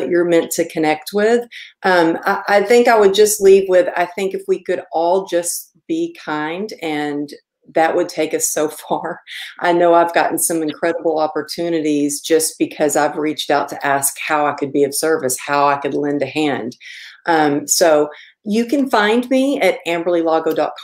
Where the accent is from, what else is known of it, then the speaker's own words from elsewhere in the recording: Texas, United States; I grew up in Texas